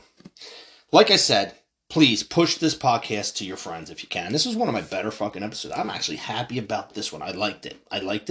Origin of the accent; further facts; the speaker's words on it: United States; I was fucking proud to be an American.